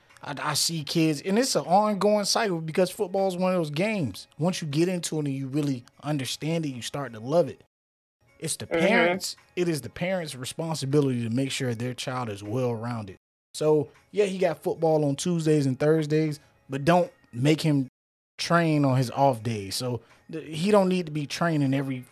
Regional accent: Florida, United States; now in Tulsa, United States; I'm from Florida

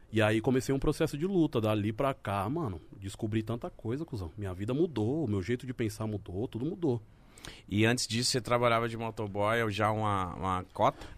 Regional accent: São Paulo, Brazil; Eu falei, ah, perto de Osasco.

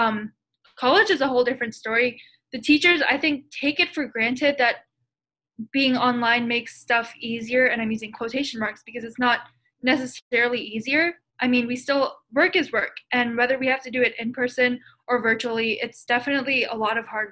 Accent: Maryland, United States; I'm from Maryland

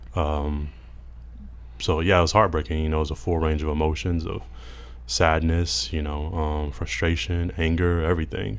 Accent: Mississippi, United States; growing up in Mississippi

